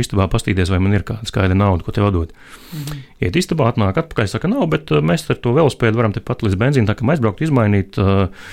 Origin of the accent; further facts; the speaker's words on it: Latvia; es esmu no Latvijas